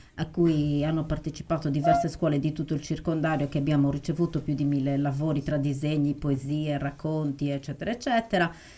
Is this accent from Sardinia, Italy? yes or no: yes; Arbus, Sardinia, Italy; io amo il mio paese